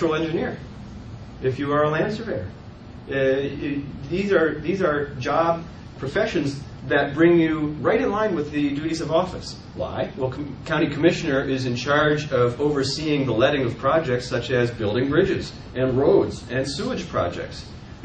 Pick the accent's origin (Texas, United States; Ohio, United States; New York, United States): Ohio, United States; moved away as an adult; now in Indiana, United States; I grew up there, I lived in Ohio until I was 34 years old